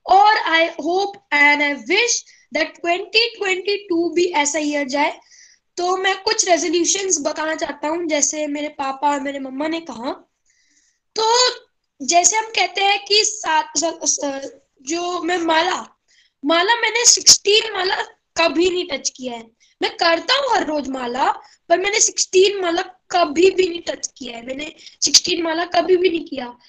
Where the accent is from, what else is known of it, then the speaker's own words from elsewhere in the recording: Gurgaon, Haryana, India; मैं गुड़गांव से बिलोंग करता हूँ